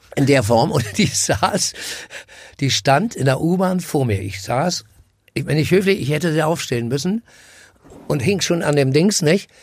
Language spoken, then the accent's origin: German; Berlin, Germany; bin am Karl-Marx-Platz groß geworden